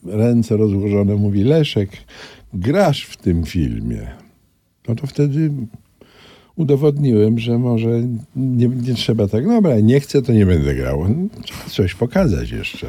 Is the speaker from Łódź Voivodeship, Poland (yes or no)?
no; Kraków, Lesser Poland, Poland; moved away; also born or lived in Warsaw; na ulicy Staszica, brukowanej, bo ja mieszkałem na szlaku, róg Staszica. Tam jeszcze był skład węgla wtedy i wychowałem się na ulicy